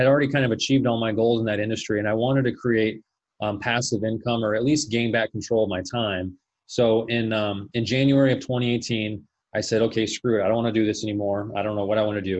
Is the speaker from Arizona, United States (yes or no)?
yes; Phoenix, Arizona, United States; also born or lived in Colorado; I was born and raised here in Phoenix, Arizona. So I pretty much lived here my entire